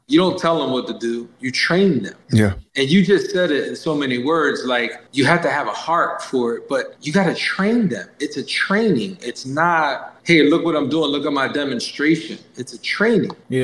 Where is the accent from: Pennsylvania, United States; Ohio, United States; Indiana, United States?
Pennsylvania, United States; Lancaster County; My school's right outside of Philadelphia, but I live about an hour and 20 minutes from Philly. I live in Lancaster County